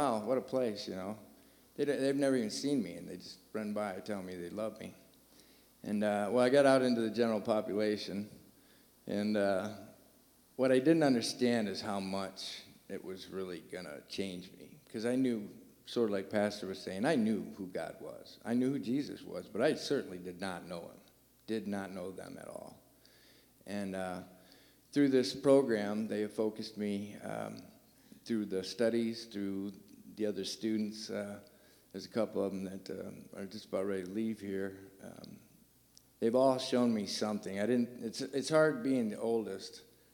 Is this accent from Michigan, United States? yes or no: yes; Michigan, United States; moved away as an adult; now in Terre Haute, United States; I am from Michigan